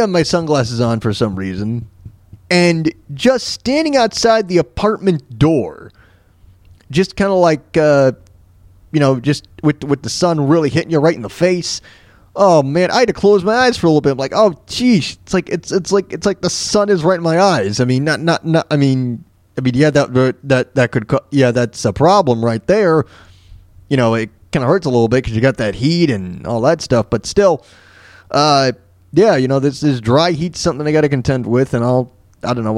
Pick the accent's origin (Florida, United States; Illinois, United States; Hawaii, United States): Florida, United States; moved away; I'm from Florida